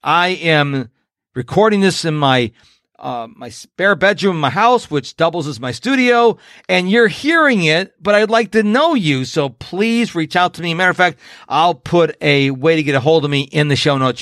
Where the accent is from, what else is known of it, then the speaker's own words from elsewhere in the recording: Rochester, New York, United States; I was born and raised in Rochester, New York.